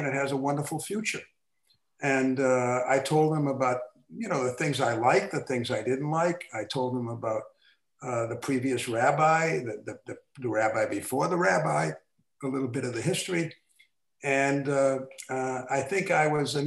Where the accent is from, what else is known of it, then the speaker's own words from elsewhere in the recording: Boston, Massachusetts, United States; I grew up in Boston, I used to go to the YMHA there